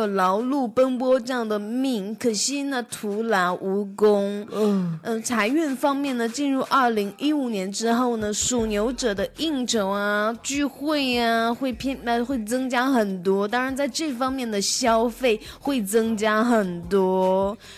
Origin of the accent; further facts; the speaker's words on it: Taiwan; 我台湾人不知道“贼”是什么意思，“贼拉高”吗？